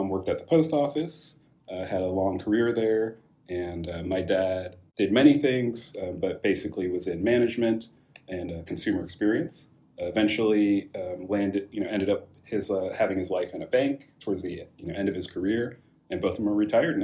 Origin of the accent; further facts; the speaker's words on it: Rohnert Park, California, United States; there weren't many Nigerians in Rona Park where I grew up